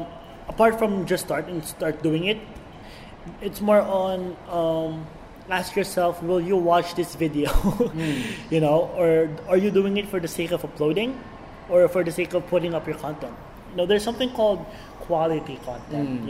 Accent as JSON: {"language": "English", "country": "Philippines", "said": "As a Filipino, you know, it's really easy for us to like absorb different accents, and it just turns into one."}